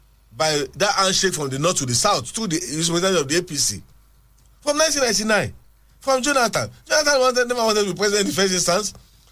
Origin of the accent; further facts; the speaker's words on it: Abeokuta, Ogun State, Nigeria; Yes, I'm actually from Isaliake in Abeokuta.